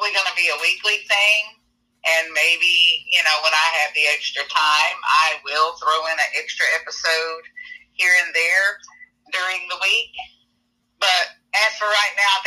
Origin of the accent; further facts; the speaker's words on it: Thomasville, later near Atlanta, Georgia, United States; moved away as an adult; now in Nashville, United States; I was born in Thomasville, Georgia, down by the Florida line, about 30 minutes away from Tallahassee, Florida. Grew up down there for a while and then moved a little